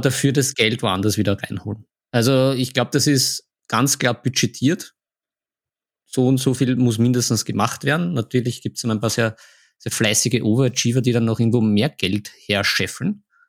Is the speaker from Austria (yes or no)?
yes; Vienna, Austria; bei uns in Wien